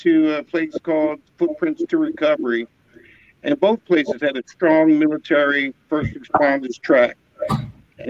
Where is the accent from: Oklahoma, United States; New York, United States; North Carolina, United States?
New York, United States; New York City; also born or lived in Schofield Barracks, Hawaii; I was born and raised in the Bronx.